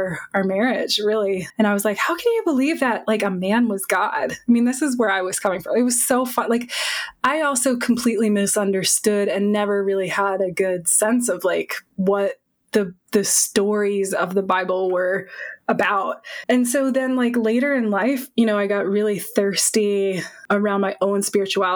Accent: Massachusetts, United States; I grew up in Massachusetts

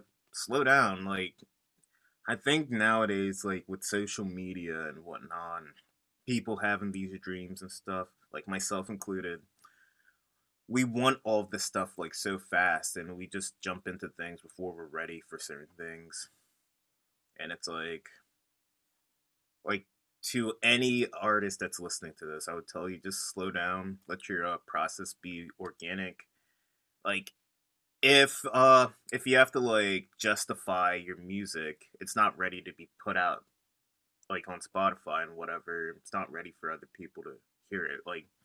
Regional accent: York, Pennsylvania, United States; now in Philadelphia, United States; From like York, PA. It's like 2 hours away from Philly.

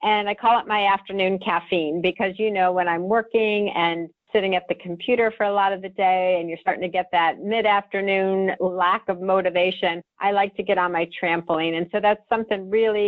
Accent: Ohio, United States; moved away; I was brought up in Ohio

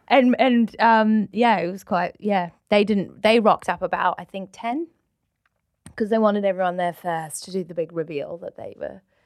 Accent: New Zealand; now in United Kingdom; true blue Kiwi

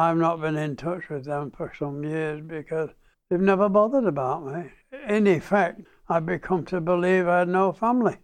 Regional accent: Manchester, North West England, United Kingdom; now in Brisbane, Australia; I was born in Trafford Park, Manchester, the 30th of June, 1919.

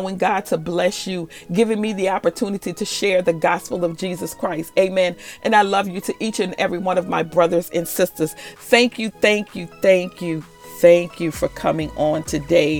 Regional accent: Louisiana, United States; Louisiana, my home state

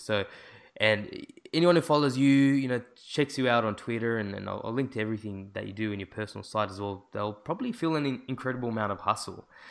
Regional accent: Sydney, New South Wales, Australia; I'm from Sydney

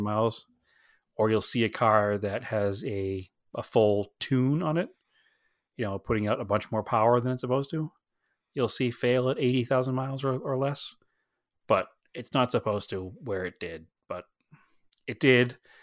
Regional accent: New England, United States; moved away; we're from New England

